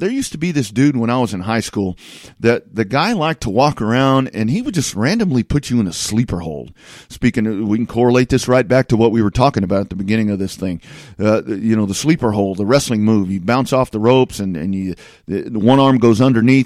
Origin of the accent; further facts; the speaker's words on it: Lockhart, Texas, United States; I, I grew up in Lockhart, just south of Austin